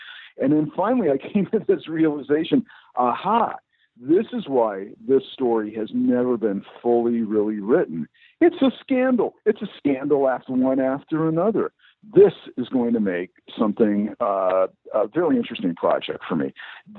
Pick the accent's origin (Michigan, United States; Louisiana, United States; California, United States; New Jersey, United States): California, United States; Well, I'm a Californian. I grew up in the San Francisco Bay Area.